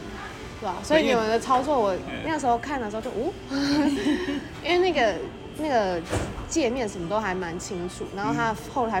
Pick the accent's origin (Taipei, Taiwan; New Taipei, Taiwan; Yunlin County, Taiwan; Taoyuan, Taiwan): Yunlin County, Taiwan; Kouhu; 我们我可是我们住靠海边，我们哪里？那个下湖那边，口湖。